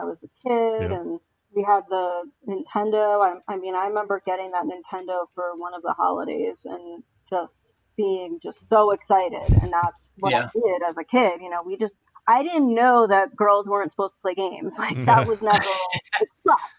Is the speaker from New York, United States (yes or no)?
yes; Stony Brook, New York, United States; I grew up on Long Island, which is in New York State.